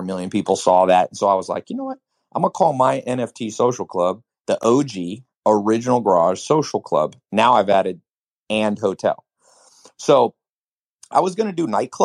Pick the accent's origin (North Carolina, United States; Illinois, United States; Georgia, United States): North Carolina, United States; also born or lived in Los Angeles, California; I spent my high school years in a mobile home in North Carolina